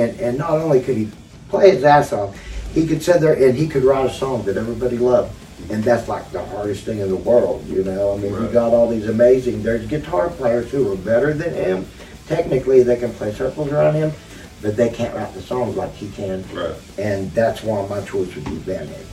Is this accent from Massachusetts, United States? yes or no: no; Lindsay, Oklahoma, United States; my hometown of Lindsay